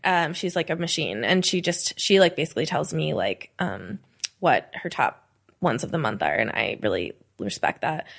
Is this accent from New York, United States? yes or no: yes; New York, United States; now in Philadelphia, United States; I grew up in New York, I never got to, like, move to New York